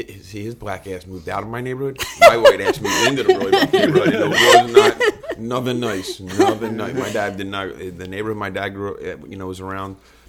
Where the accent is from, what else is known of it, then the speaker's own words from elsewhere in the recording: Philadelphia, Pennsylvania, United States; South Philly. South Philly and Southwest. I grew up around, I had two different neighborhoods.